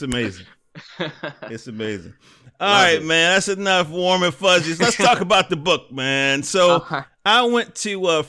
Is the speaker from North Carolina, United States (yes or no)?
yes; Durham, North Carolina, United States; I was born in Durham.